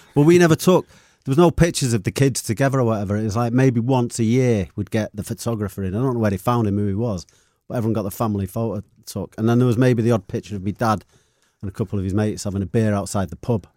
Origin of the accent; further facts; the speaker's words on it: Manchester, North West England, United Kingdom; moved away as an adult; also born or lived in Longsight, Manchester; I lived in Longside till I was about, I think it was about nine years of age. And then we moved up to Levensham